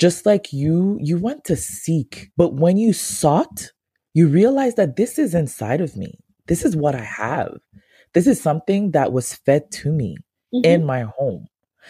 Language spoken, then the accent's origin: English; Ghana; me being a Ghanaian